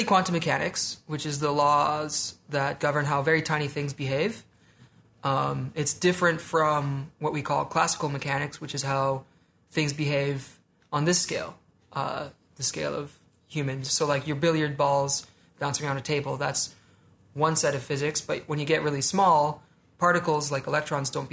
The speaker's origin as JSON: {"language": "English", "town": "Ottawa", "region": "Ontario", "country": "Canada", "tie": "born or raised there", "also_born_or_lived": "Comox, British Columbia / Vancouver", "moved": "as an adult", "said": "My dad was in the military, so we moved around a bunch, and we ended up in Ottawa, where I grew up"}